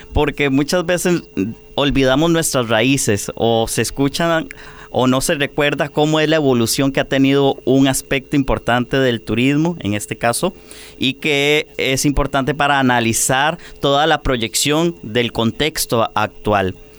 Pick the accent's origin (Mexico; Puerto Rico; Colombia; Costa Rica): Costa Rica